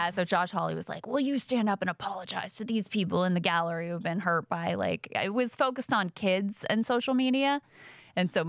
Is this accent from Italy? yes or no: no; Singapore; And by the way, I'm not Chinese. I'm from Singapore, which is a totally different country, in case you didn't know.